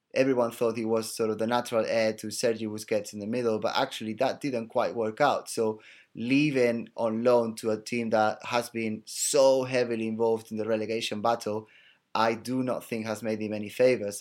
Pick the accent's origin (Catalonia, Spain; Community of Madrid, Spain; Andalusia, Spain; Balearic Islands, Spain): Catalonia, Spain; Barcelona; it is my hometown club